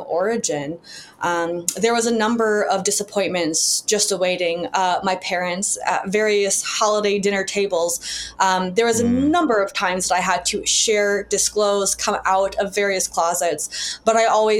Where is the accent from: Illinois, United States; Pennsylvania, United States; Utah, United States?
Illinois, United States; Chicago; my father also in Chicago, where I grew up